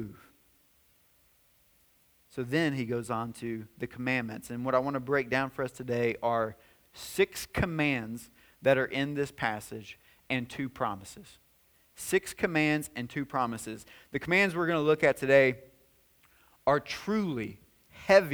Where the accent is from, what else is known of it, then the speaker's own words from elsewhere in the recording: White House, Tennessee, United States; moved away as an adult; We were in White House, Tennessee. That's my hometown. That's where I grew up.